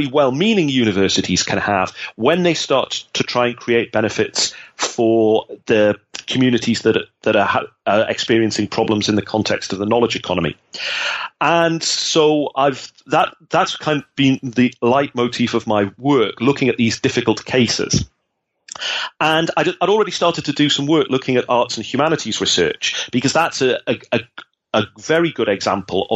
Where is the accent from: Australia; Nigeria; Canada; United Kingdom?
United Kingdom; North East England; moved away as an adult; now in Netherlands; I come from the Northeast of England, and I grew up at a time when Thatcher was closing down the industries